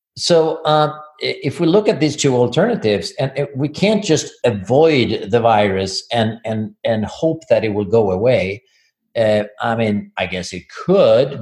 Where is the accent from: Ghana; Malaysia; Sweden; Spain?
Sweden; moved away as an adult; now in Ann Arbor, United States; I'm from Sweden.